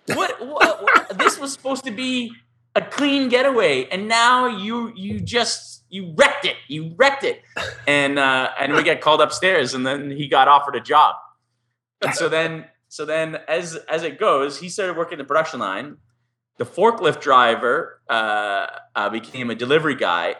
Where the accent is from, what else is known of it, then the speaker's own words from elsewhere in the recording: Canada; We're like, oh, Canada